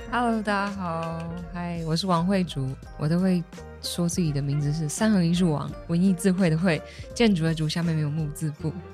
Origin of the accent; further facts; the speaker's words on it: Chiayi, Taiwan; moved away as an adult; also born or lived in Taichung; 我大学的时候是在台中念书，然后我是嘉义人嘛